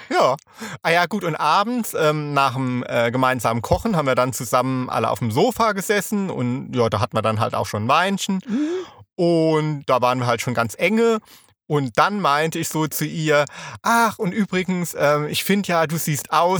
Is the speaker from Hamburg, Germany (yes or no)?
no; Rhineland-Palatinate, Germany; ich komme ja aus der Pfalz